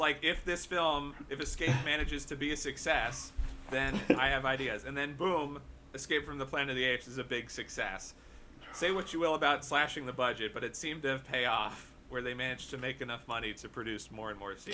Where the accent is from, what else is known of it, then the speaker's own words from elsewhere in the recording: Hoboken, New Jersey, United States; here in my hometown of Hoboken